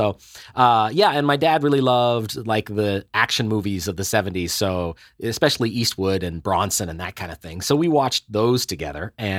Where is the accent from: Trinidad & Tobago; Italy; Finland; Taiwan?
Finland; Helsinki, Uusimaa; born there; also born or lived in Ottawa / Seoul / Pretoria; And I was born in Helsinki a few years after you, a 70-year kid. My folks and I, my mother is Danish, my folks and I traveled around a great deal. We had a couple of years in Ottawa when I was a kid